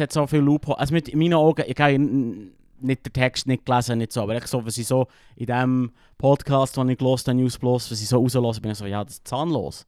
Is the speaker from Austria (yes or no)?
no; Switzerland; als Schweizer